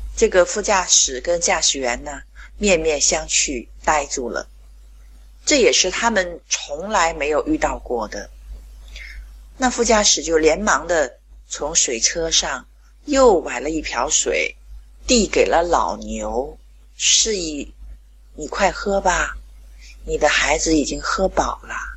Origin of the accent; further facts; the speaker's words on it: Qingdao, Shandong, China; 我是来自青岛的